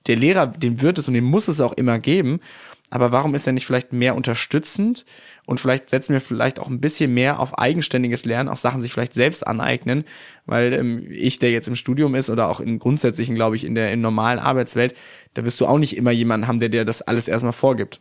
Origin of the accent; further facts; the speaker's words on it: North Rhine-Westphalia, Germany; in meiner Heimat Nordrhein-Westfalen